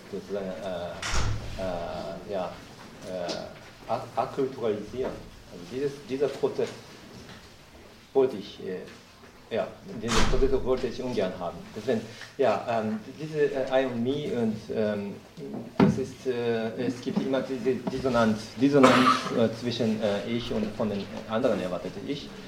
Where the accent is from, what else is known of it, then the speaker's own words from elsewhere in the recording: Japan; German is a second language; Also das tue ich auch als Japaner.